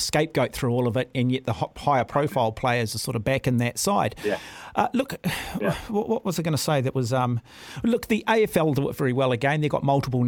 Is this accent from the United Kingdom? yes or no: no; New Zealand; Me as a New Zealander